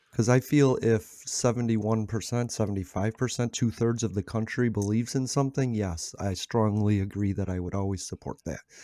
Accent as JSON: {"language": "English", "country": "United States", "said": "America. I'm from America."}